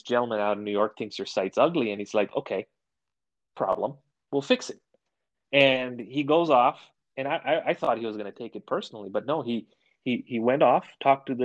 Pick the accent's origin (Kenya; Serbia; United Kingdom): Kenya; moved away; I grew up in Kenya. So it's a nod back to to where I grew up